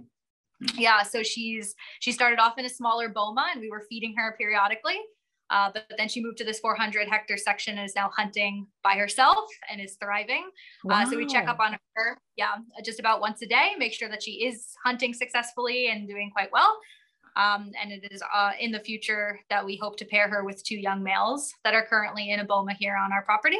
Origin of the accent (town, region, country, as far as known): United States; moved away as an adult; also born or lived in Western Cape, South Africa; now in Eastern Cape, South Africa